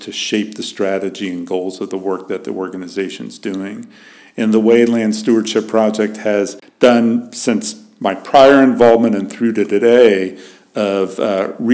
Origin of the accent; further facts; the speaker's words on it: Dallas, Texas, United States; moved away as an adult; now in Minnesota, United States; I grew up in the suburbs of Dallas, Texas